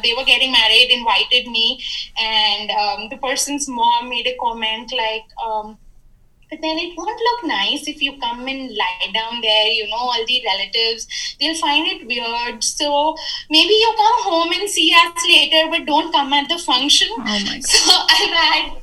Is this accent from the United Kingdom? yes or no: no; Jaipur, Rajasthan, India; moved away as an adult; also born or lived in United States / Bangalore; I grew up here, but I'd lost touch with a lot of people here by just not being here. You know, I studied in the US, then I worked in Bangalore. So I wasn't there in my hometown, Jaipur, for a lot of time